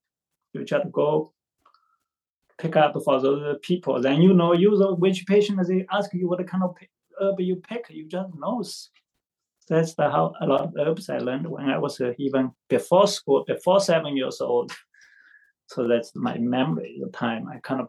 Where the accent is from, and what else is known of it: China; born or raised there; English is a second language; moved away as an adult; also born or lived in Xi'an, China / Portland, Oregon; now in United States